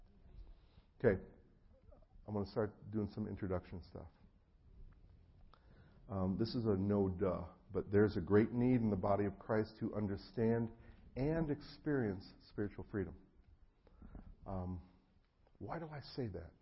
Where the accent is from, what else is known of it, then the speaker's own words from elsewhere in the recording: New Jersey, United States; moved away; I'm originally from New Jersey, and so I actually grew up with a lot of friends in the mafia